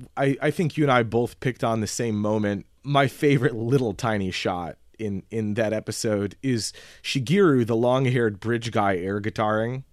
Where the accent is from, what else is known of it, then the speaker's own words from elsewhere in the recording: United States; As an American